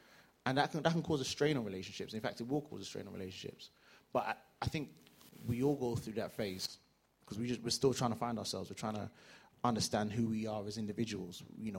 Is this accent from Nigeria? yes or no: yes; Nigeria; So as a Nigerian, as an academic, as a you know typical African man